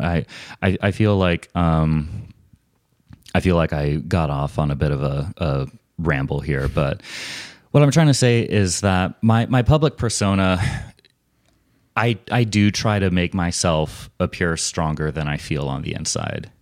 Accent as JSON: {"language": "English", "country": "United States", "also_born_or_lived": "Portland, Oregon", "said": "as an American"}